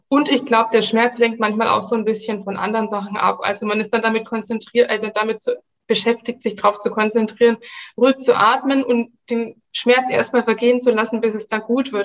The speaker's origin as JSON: {"language": "German", "town": "Nuremberg", "region": "Bavaria", "country": "Germany", "said": "ich komme aus Nürnberg"}